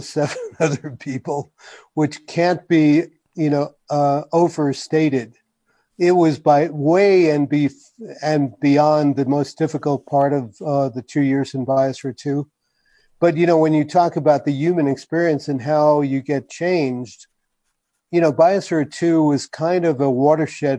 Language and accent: English; New York, United States; moved away as an adult; also born or lived in New England; now in New Mexico, United States; I grew up in New York, which is kind of a melting pot